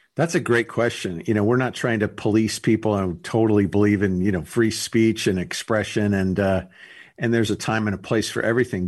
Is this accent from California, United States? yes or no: yes; Los Angeles, California, United States; I grew up in Los Angeles, California